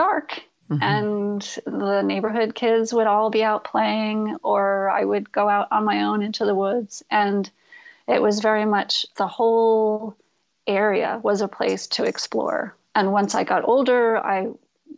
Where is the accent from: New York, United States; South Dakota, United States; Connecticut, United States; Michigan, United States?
Connecticut, United States; Storrs; also born or lived in New Jersey; I was born in New Jersey, and I spent about 6 months there with my parents before they moved to northeastern Connecticut, Storrs, Connecticut